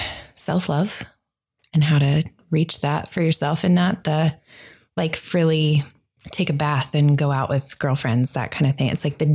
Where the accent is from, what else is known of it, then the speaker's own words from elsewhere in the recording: Ohio, United States; now in Las Vegas, United States; I've been in Las Vegas for 14 years, originally from Ohio.